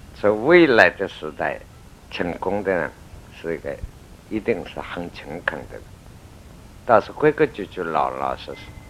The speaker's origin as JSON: {"language": "Chinese", "country": "China", "said": "我们中国人"}